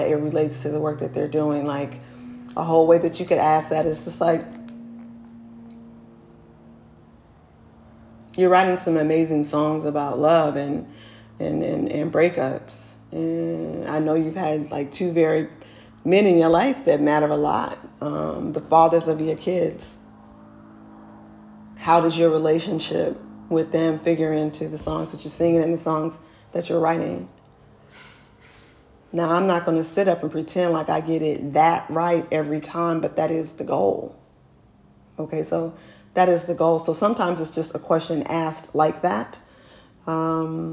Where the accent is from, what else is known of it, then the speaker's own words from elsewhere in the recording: Oakland, California, United States; I'm from Oakland